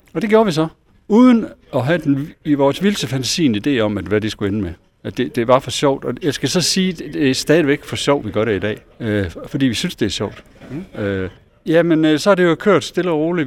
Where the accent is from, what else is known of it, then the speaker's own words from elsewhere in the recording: Esbjerg, Southern Denmark, Denmark; moved away; vi kommer her fra Esbjerg